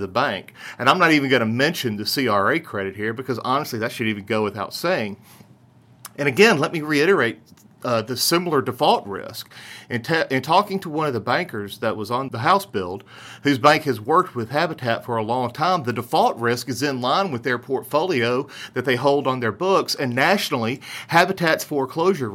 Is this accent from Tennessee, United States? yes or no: yes; Memphis, Tennessee, United States; our industry in my hometown